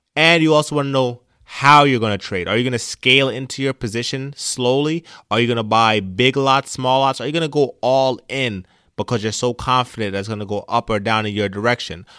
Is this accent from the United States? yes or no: no; Jamaica; moved away; I came from Jamaica as an immigrant